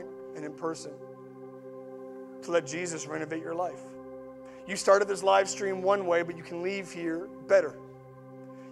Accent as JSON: {"language": "English", "region": "Atlantic Canada", "country": "Canada", "said": "I'm Atlantic Canadian"}